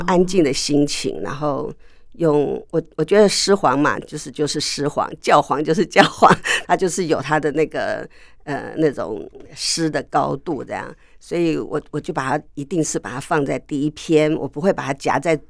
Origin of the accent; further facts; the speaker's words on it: between Gongguan and Jingmei, Taipei, Taiwan; 我小的时候住在公馆旁边一点，嗯。就是不到景美，在景美跟公馆中间